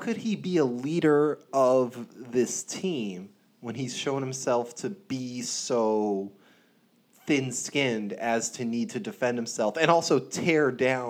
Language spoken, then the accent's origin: English; United States; as a first-generation American, I proudly tell people I'm American. If you ask where I'm from America.